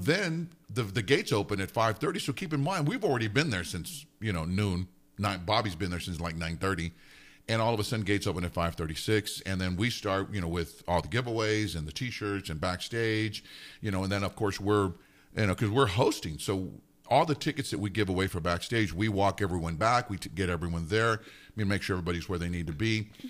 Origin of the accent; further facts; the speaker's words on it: Alamogordo, New Mexico, United States; also born or lived in Nuremberg, Germany; originally I'm from Alamogordo. That's where I grew up